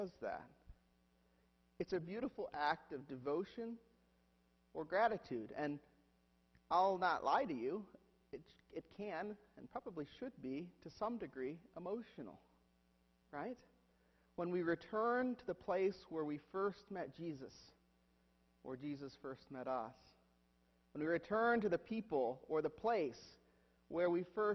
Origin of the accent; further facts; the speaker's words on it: Huron, United States; moved away; whenever we go to my hometown is that I have to visit my church. I have to visit Christ Church, Huron.